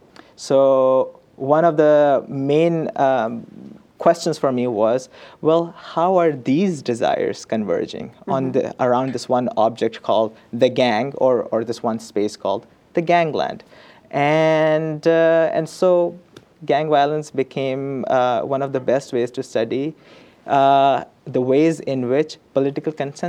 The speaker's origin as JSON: {"language": "English", "town": "Karachi", "region": "Sindh", "country": "Pakistan", "tie": "born or raised there", "moved": "yes", "said": "I went to my hometown. My field site is where I grew up, which is the city of Karachi"}